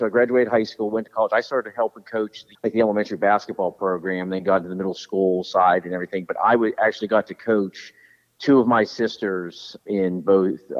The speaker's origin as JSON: {"language": "English", "town": "Johnstown", "region": "Pennsylvania", "country": "United States", "tie": "born or raised there", "accent": "Western PA twang", "moved": "as an adult", "lives_now": "Delaware, United States", "said": "I'm from Johnstown, PA. It's an hour"}